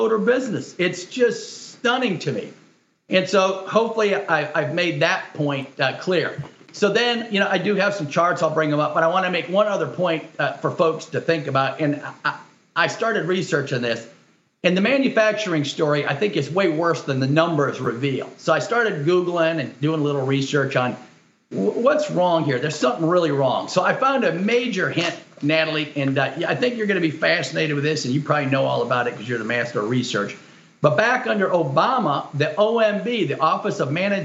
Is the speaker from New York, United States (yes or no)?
no; Detroit, Michigan, United States; I was born in Detroit, and I'm a Michigander and grew up there and went to college there